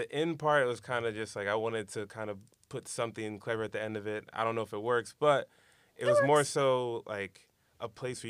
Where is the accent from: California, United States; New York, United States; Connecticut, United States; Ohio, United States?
New York, United States; Brooklyn; I'm from Brooklyn.